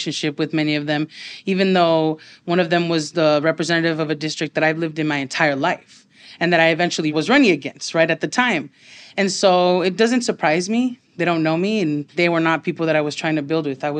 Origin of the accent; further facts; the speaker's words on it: Los Angeles, California, United States; I grew up in Highland Park, have lived there my whole life